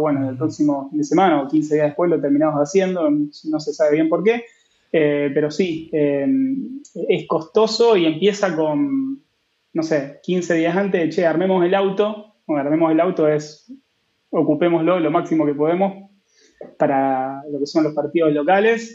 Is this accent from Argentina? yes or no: yes; Rosario, Santa Fe, Argentina; soy rosarino.